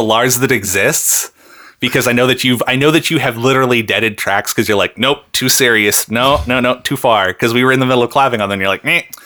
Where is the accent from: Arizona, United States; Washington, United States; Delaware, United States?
Washington, United States; Seattle; moved away as an adult; now in Canada; I grew up in Seattle.